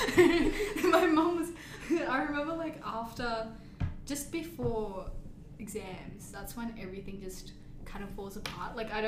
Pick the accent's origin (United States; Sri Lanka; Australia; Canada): Australia; Perth, Western Australia; I'm born in Perth.